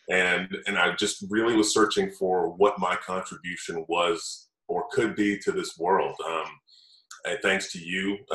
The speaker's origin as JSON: {"language": "English", "town": "Tallahassee", "region": "Florida", "country": "United States", "tie": "born or raised there", "also_born_or_lived": "Gainesville, Florida", "lives_now": "Tampa, United States", "said": "I grew up in Tallahassee"}